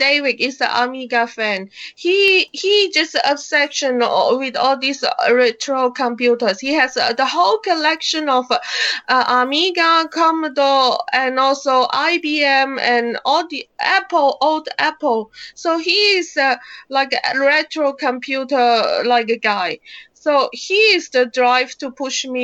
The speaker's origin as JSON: {"language": "English", "country": "China", "said": "I'm from China"}